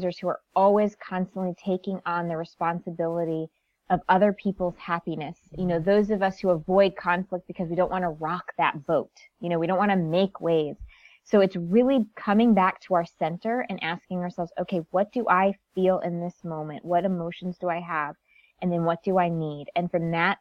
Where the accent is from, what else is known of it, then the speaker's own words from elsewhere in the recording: Connecticut, United States; I'm first generation American. Born and raised in Connecticut, very small town